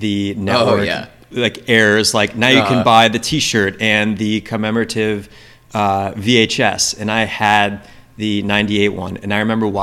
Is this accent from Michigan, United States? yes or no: no; Chicago, Illinois, United States; moved away as an adult; also born or lived in China; I was from Chicago